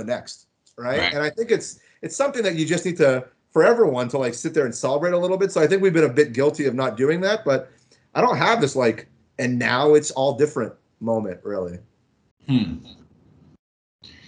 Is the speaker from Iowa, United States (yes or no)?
no; Florida, United States; moved away as an adult; also born or lived in Markham, Ontario, Canada; now in Toronto, Canada; I was born in Toronto. I lived here till grade 3. I grew up and I was born in Markham. And then I moved down to Florida and I stayed there through high school. So Florida was like really where I grew up.